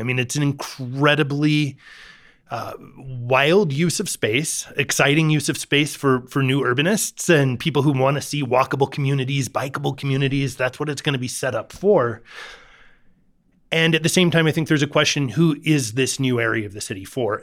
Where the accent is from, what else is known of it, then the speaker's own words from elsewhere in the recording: Kansas City, Missouri, United States; now in Denver, United States; I grew up in Kansas City